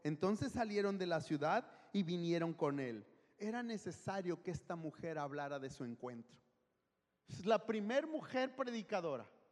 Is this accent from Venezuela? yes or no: no; Guadalajara, Jalisco, Mexico; moved away; soy de Guadalajara